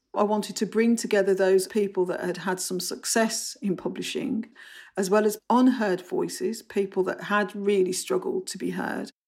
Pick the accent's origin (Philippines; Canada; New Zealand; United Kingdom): United Kingdom; Bromley, London; accent: Bromley; I've got short vowels, I've got a Bromley accent